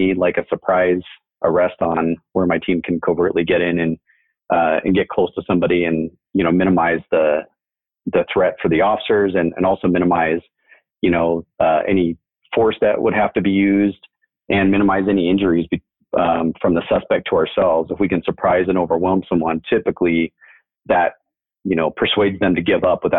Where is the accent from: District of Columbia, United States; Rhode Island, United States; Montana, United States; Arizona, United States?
Arizona, United States; Mesa; I grew up here in Mesa